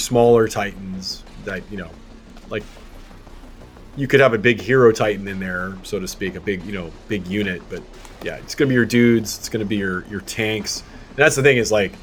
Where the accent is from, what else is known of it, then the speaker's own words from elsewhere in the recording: Germany; moved away; I was raised in Germany